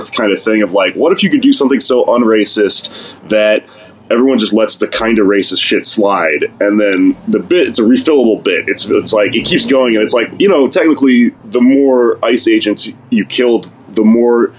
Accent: Texas, United States; I'm fucking Mexican. I'm from Texas.

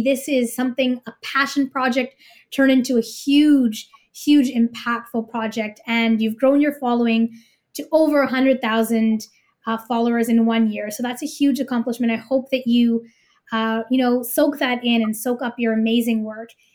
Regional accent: Canada; as a Canadian who's gonna be voting

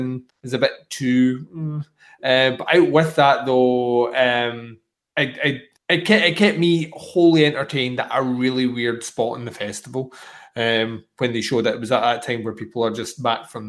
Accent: Scotland, United Kingdom; as a Scotsman

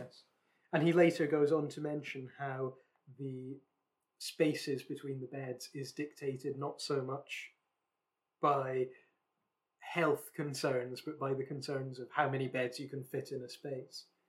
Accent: West Lothian, Scotland, United Kingdom; the county I grew up in in Scotland is West Lothian

